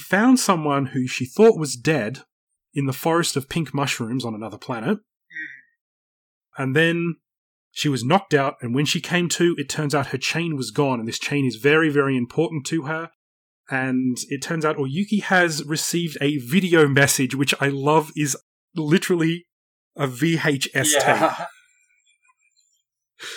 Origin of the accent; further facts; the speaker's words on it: Australia; I grew up in Australia